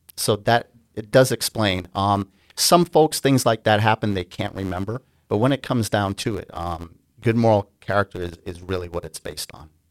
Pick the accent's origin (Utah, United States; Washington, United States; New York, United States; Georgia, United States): New York, United States; also born or lived in Grenada; I immigrated to the United States from a small island in the Caribbean, the island of Grenada, um, at a young age, about ten, and I grew up on the East Coast in New York